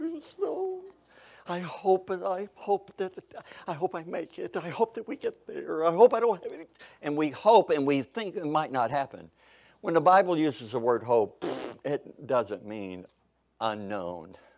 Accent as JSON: {"language": "English", "region": "Kentucky", "country": "United States", "tie": "born or raised there", "also_born_or_lived": "Missouri", "moved": "as an adult", "lives_now": "Oklahoma, United States", "said": "I grew up in Kentucky. I was born in Missouri. I grew up in Kentucky. I spent most all my life there until I went to college."}